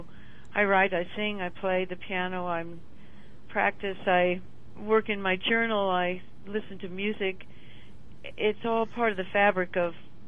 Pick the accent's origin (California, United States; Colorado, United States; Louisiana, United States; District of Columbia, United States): Colorado, United States; moved away as an adult; also born or lived in Seattle, Washington; now in New York, United States; I was born in Seattle, but moved to Colorado when I was 9, so I really consider myself almost a native Coloradoan. I live in New York now, but I spend a lot of time here, and I'm in Colorado at the moment, up in Vail.